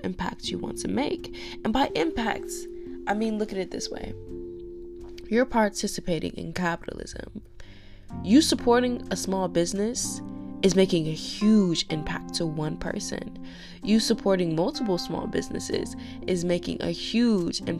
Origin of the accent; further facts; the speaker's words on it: United States; I am an American